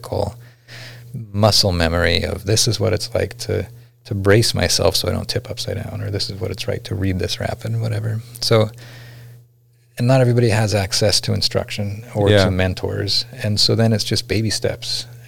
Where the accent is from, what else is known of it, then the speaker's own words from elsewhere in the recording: McGrath, Alaska, United States; I grew up out there. That's my hometown, McGrath.